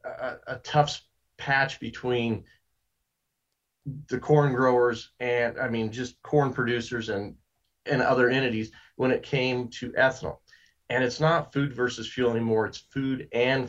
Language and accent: English; Yuma County, Colorado, United States; I grew up in Yuma County, Colorado